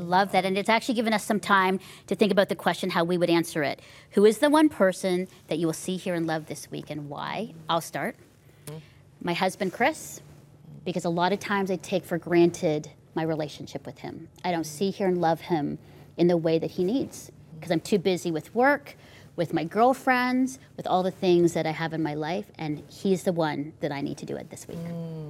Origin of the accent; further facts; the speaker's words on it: Philippines; as I was growing up in the Philippines and Asia, there just was a space for me to be childlike and grow into that.